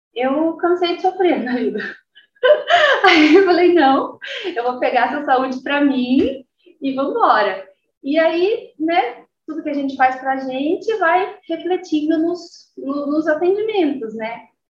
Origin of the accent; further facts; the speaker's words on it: Guarapuava, Paraná, Brazil; moved away; also born or lived in Londrina; Eu nasci em Guarapuava e mudei para Londrina